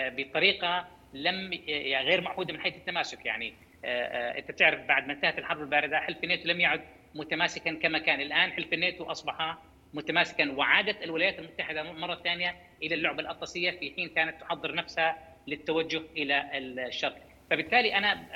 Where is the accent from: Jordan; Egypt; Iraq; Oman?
Jordan; عندنا بالاردن